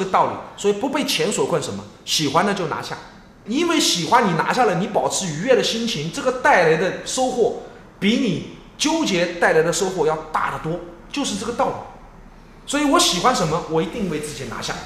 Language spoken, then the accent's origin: Chinese; Yancheng, Jiangsu, China; now in Suzhou, China; 我爷爷就在盐城生了我爸妈，嗯。我爸爸也在盐城生了，我，这，这，这，这种祖籍弄来弄去的。啊。后来现在又回到苏州